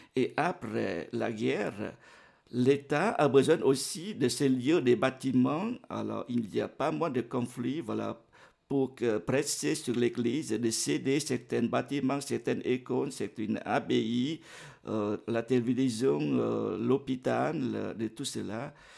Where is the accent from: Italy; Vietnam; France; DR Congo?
Vietnam; now in Geneva, Switzerland; mon pays natal, le Vietnam